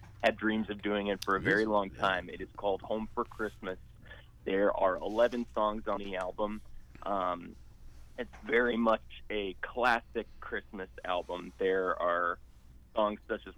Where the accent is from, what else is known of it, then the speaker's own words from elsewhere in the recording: Chicago, Illinois, United States; moved away as an adult; I grew up living in Chicago